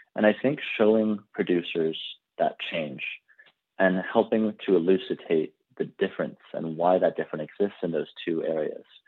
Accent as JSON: {"language": "English", "country": "Canada", "said": "I personally, I'm from Canada."}